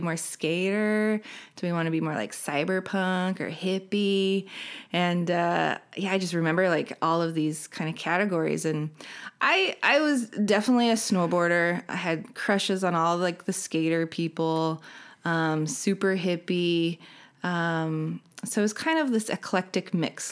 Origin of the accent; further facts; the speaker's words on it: Salt Lake City, Utah, United States; moved away as an adult; I was born and raised in Salt Lake